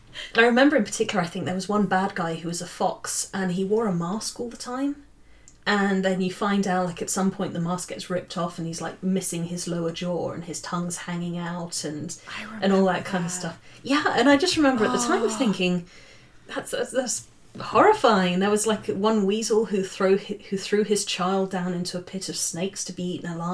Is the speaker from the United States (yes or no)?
no; near Watership Down, South East England, United Kingdom; moved away; also born or lived in Cambridge; it was written 10 minutes away from my hometown